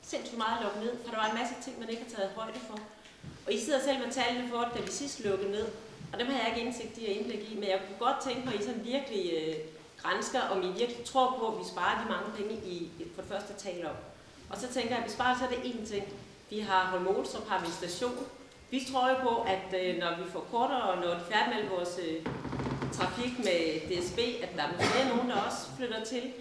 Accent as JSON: {"language": "Danish", "region": "Jutland", "country": "Denmark", "also_born_or_lived": "Holm Olstrup", "moved": "yes", "lives_now": "Holme-Olstrup, Denmark", "said": "Jeg kommer fra Jylland"}